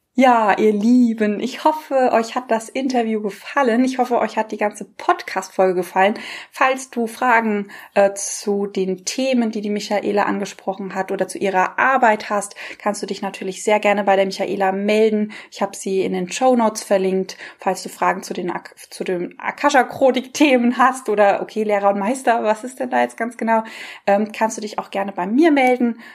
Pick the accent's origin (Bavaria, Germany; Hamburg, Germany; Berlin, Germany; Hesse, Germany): Hesse, Germany; near Frankfurt; ich komme ja aus der Nähe von Frankfurt